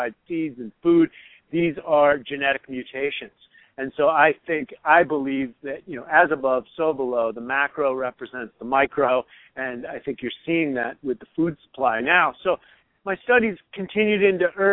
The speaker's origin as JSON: {"language": "English", "country": "United States", "said": "I'm an American. I grew up eating Pop-Tarts and Captain Crunch"}